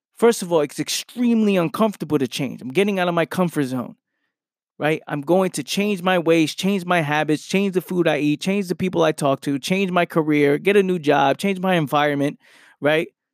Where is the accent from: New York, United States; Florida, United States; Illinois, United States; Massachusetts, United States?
New York, United States; New York City; moved away as an adult; now in South Jersey, United States; I grew up in Pelham Parkway in the Bronx